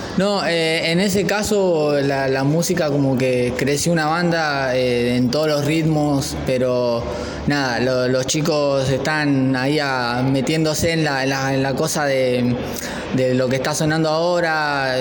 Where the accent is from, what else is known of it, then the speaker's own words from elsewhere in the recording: Santa Rita, Buenos Aires Province, Argentina; yo soy de Santa Rita